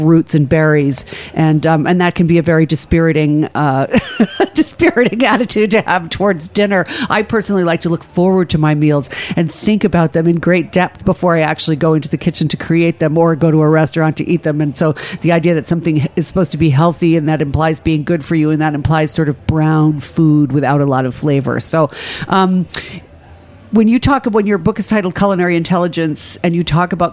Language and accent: English; Ireland; as an Irish person